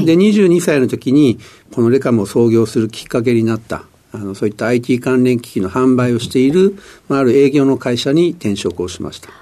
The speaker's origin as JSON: {"language": "Japanese", "town": "Sumida", "region": "Tokyo", "country": "Japan", "tie": "born or raised there", "said": "出身はあの東京のですね、あの子供の頃はあの下町の墨田区で育ちました"}